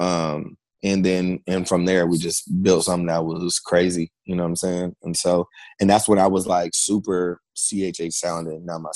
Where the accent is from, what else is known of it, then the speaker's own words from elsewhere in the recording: Fairfield, California, United States; I was born and raised in Fairfield, California